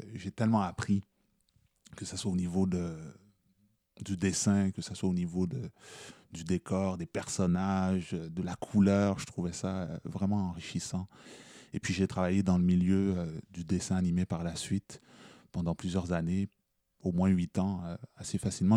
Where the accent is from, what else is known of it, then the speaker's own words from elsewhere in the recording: Quebec, Canada; je suis québécois, moi aussi